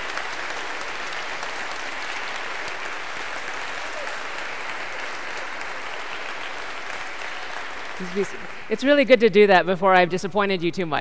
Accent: Dallas, Texas, United States; I grew up in Dallas, Texas

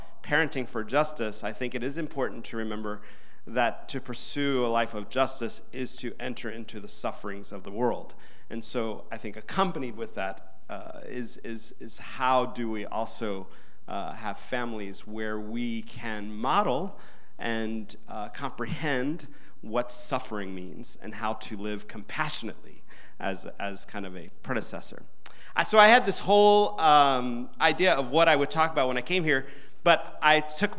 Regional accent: Atlanta, Georgia, United States; I grew up here in Atlanta

